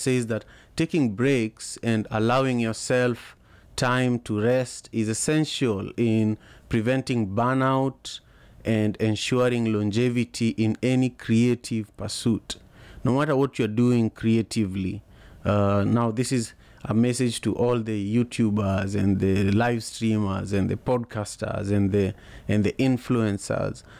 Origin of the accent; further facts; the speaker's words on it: Kisumu, Kisumu County, Kenya; now in Seattle, United States; I am in Seattle, Washington, but I am from Kisumu, Kenya originally.